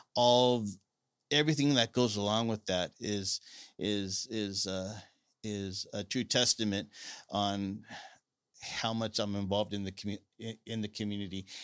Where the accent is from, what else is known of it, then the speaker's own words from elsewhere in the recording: Salinas, California, United States; I'm a lifelong resident of Salinas